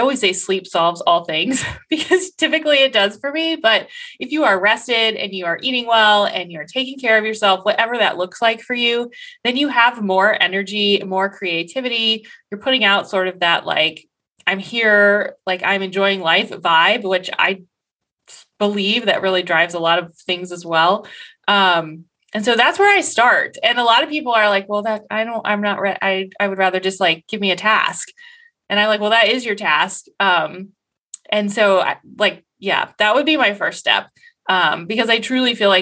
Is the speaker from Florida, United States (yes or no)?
no; Columbus, Ohio, United States; I'm from Columbus, Ohio